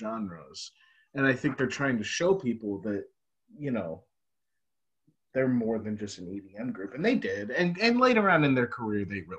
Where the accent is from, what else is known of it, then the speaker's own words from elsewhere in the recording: United States; as an American overseas